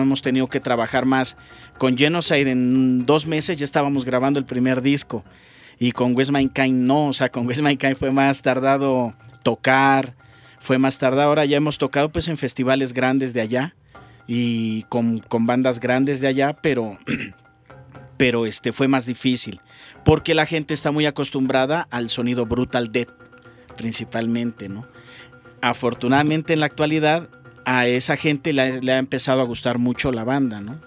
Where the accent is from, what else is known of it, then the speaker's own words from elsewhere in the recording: Mexico; now in Bogotá, Colombia; soy mexicano, radicado en Bogotá, Colombia